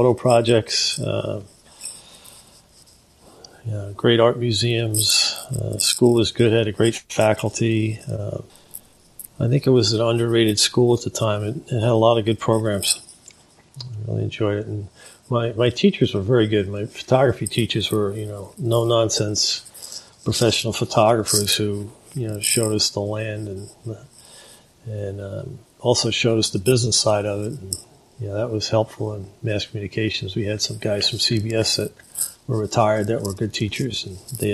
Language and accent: English; Bridgehampton, New York, United States; also born or lived in Denver, Colorado; Bridgehampton, New York. I grew up small potato farm town, sort of, back then.